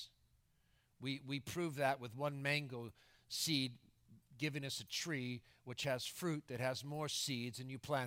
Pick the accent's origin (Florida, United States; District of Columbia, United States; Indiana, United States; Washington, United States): Florida, United States; moved away; I go back into my hometown in Florida